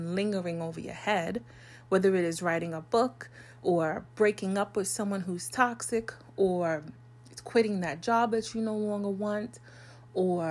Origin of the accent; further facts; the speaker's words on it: New York, United States; I'm a New Yorker.